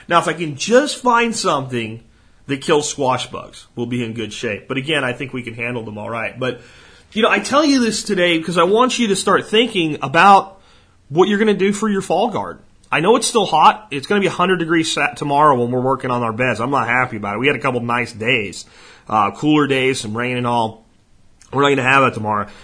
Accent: Jacksonville, Florida, United States; moved away; When I was a kid growing up in Jacksonville, Florida

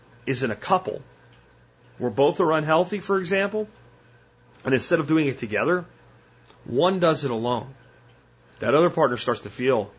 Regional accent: New Jersey, United States; born or raised there

